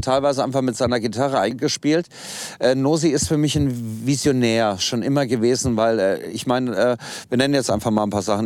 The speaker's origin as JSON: {"language": "German", "town": "Kassel", "region": "Hesse", "country": "Germany", "tie": "born or raised there", "said": "Also angefangen hat alles in Kassel. Ich komme gebürtig aus Kassel"}